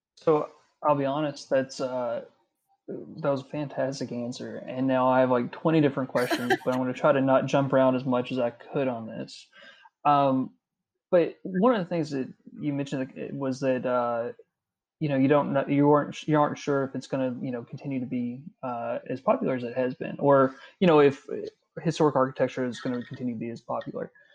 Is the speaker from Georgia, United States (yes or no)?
no; Carter County, Kentucky, United States; I'm from Carter County originally, so that's you know that's my neck of the woods